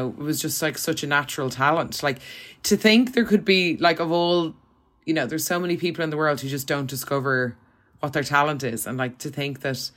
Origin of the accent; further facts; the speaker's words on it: Ireland; moved away; coming from Ireland where it's like a small country in the grand scheme of things